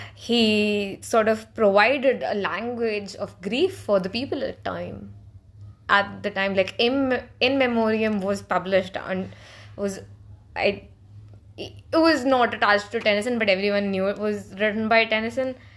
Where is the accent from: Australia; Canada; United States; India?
India; I speak this as, uh, as an Indian